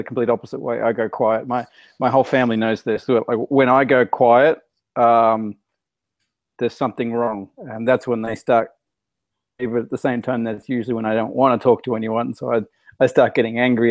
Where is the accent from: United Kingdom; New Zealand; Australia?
Australia; as an Australian in another country